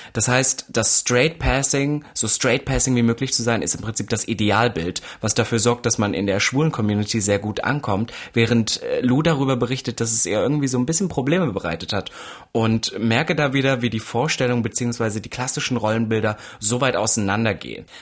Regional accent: Saxony-Anhalt, Germany; now in Berlin, Germany; ich komme ja eigentlich aus Sachsen-Anhalt

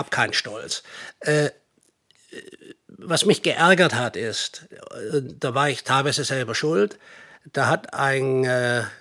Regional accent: Swabia, Germany; now in United States; ich bin in Amerika zu Hause, aber ich komme eigentlich aus dem Schwabenland.

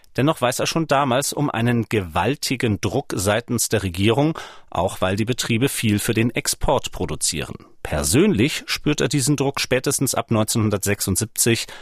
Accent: Schleswig-Holstein, Germany; now in Leipzig, Germany; seit 17 Jahren Leipziger, geboren 1984 in Schleswig-Holstein.

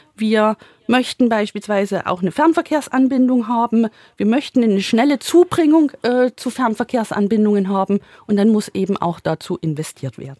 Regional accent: Plauen, Saxony, Germany; bei uns in Plauen

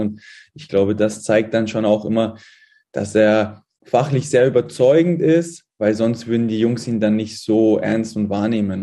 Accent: Munich, Bavaria, Germany; also born or lived in Halle; now in Fürth, Germany; komme ich aus, aus München ne? und die Eltern sind dort auch noch in der Gegend wohnhaft

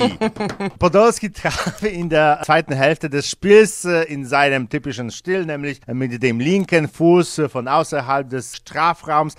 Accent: Poland; bei uns in Polen

